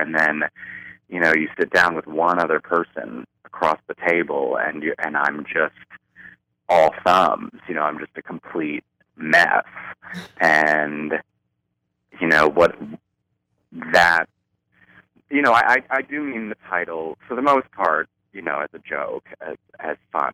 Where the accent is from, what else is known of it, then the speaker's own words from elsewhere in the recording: Baltimore, Maryland, United States; I grew up in Baltimore, Maryland